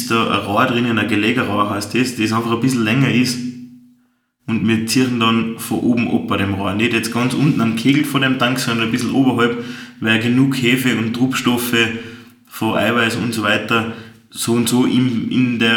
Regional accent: Austria; Bei uns in Österreich gibt es leider kein wirkliches Gesetz dafür.

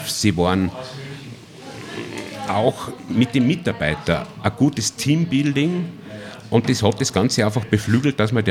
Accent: Obertrum, Salzburg, Austria; Du, ich bin ein Salzburger, komme aus Obertrum. Also liegt sehr nahe, 20 Minuten

